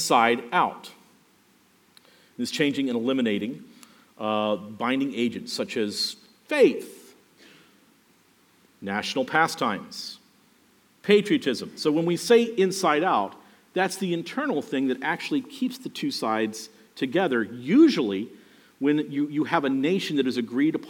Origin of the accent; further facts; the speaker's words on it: Miami, Florida, United States; I grew up basically around Cayo Ocho and Northwest 2nd Street.